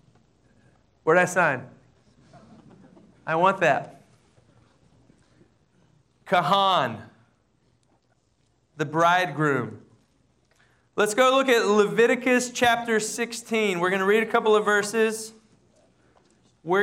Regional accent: Amarillo, Texas, United States; I grew up in the Southern Baptist Church in Amarillo, Texas

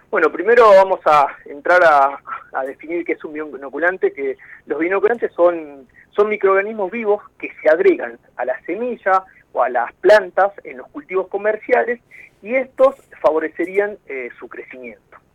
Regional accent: Salta, Argentina; also born or lived in Tucumán; now in Esquel, Argentina; yo soy nacido en Salta ¿sí? Este, pero antes de mi llegada eh, acá a Esquel, eh, estaba radicado viviendo

